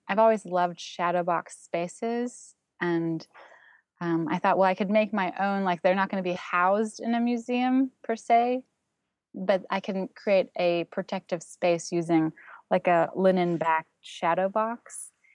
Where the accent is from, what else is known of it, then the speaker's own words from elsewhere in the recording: Toronto, Ontario, Canada; first language German; English is a second language; moved away as an adult; also born or lived in Berlin, Germany / Santa Cruz, California; now in New York City, United States; where I was gr-, growing up in Toronto.